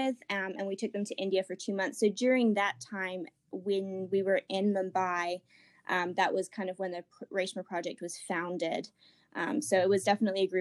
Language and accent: English; England, United Kingdom; moved away as an adult; also born or lived in Ecuador; now in Asheville, United States; But I am originally from England. I was there most of my sort of like childhood, but I did live in Ecuador for 4 years as a missionary kid with my family